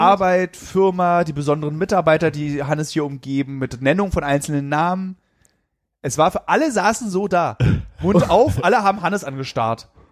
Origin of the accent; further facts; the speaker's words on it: Berlin, Germany